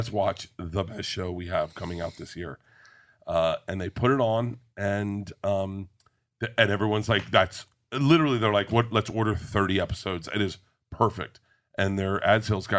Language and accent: English; Florida, United States; I grew up in Florida.